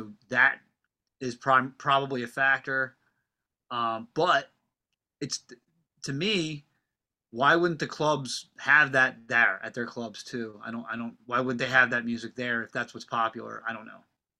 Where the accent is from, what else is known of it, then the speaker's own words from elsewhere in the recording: Pennsylvania, United States; And I also play in a rockabilly band called … because we're from Delco.